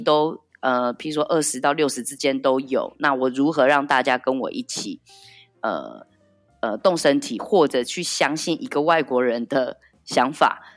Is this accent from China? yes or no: no; Taiwan; moved away as an adult; now in Paris, France; 我感觉到身为一个台湾人或是身为一个台湾艺术家在这里的处境